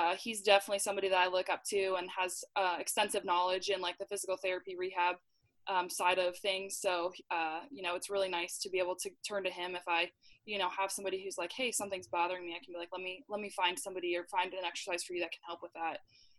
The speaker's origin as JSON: {"language": "English", "town": "Dublin", "region": "Leinster", "country": "Ireland", "tie": "born or raised there", "said": "So I have a really small family, but I grew up in Dublin and I have one older brother."}